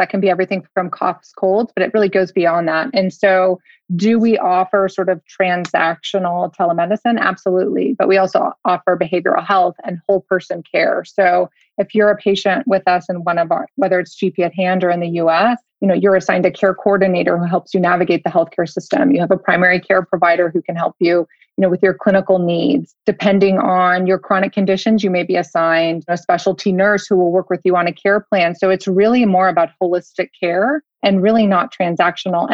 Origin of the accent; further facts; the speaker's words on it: United States; as an American